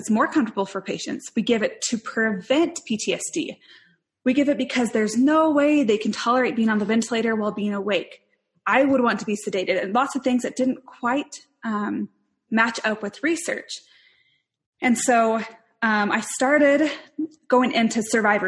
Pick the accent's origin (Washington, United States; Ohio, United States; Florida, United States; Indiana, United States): Washington, United States; Spokane; moved away as an adult; also born or lived in Salt Lake City, Utah; I grew up in Spokane, Washington